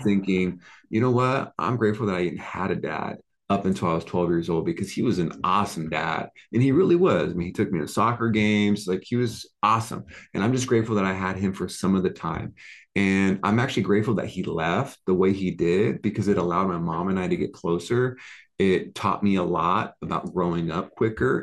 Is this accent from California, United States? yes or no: yes; Oceanside, California, United States; moved away as an adult; now in Las Vegas, United States; I grew up in Oceanside, California. It's near ah, San Diego.